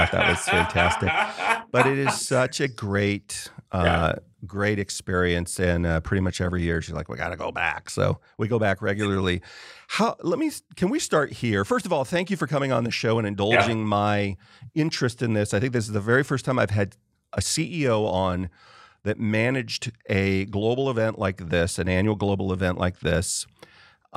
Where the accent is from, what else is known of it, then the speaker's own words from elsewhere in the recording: California, United States; I grew up in California